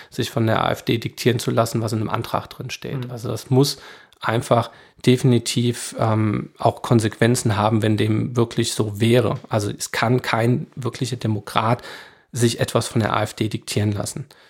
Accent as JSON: {"language": "German", "area": "Rheingau", "region": "Hesse", "country": "Germany", "tie": "born or raised there", "said": "ich bin hier groß geworden, das ist meine Heimat"}